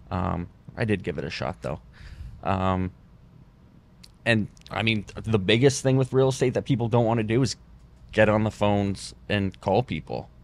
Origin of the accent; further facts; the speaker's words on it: Windsor, Ontario, Canada; moved away as an adult; now in Fort Lauderdale, United States; I was from Windsor